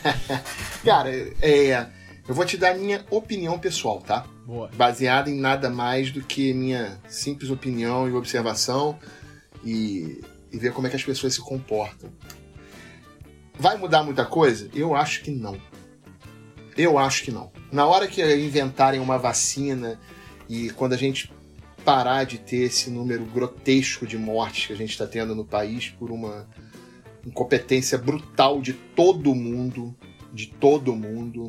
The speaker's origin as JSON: {"language": "Portuguese", "region": "Rio de Janeiro", "country": "Brazil", "said": "Eu sou carioca, adoro minha cidade, adoro meu povo, tenho um tremendo orgulho de ser carioca"}